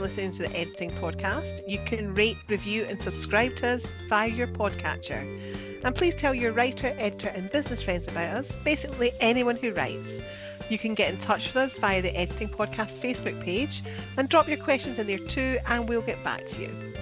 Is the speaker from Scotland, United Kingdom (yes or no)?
yes; Scotland, United Kingdom; I'm the Scottish one